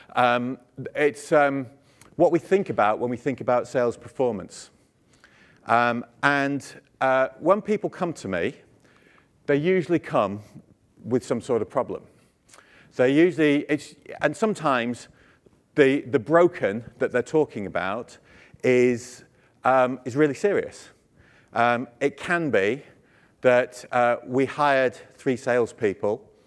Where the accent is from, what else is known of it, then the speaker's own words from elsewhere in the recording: United Kingdom; I'm British